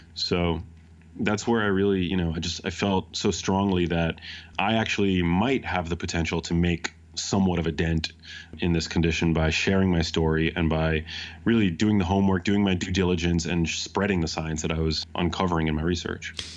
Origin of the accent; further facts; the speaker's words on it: New York City, New York, United States; I grew up in New York City